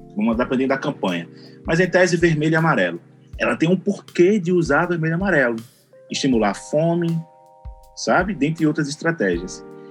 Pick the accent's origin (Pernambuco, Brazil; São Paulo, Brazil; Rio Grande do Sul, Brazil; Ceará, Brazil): Pernambuco, Brazil; Recife; eu sou aqui de Recife